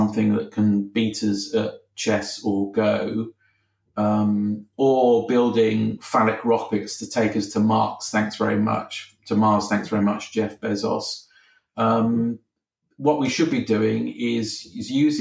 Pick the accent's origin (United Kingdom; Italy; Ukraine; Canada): United Kingdom; I'm a Brit. I live in Britain.